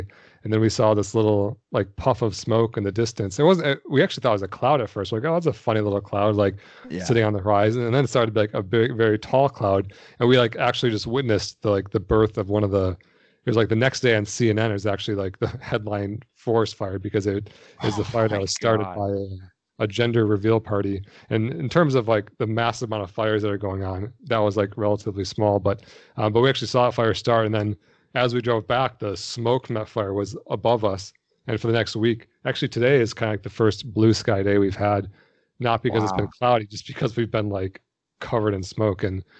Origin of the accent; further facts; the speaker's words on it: Detroit, Michigan, United States; I grew up in Detroit, so I was only about 4 hours from you or so.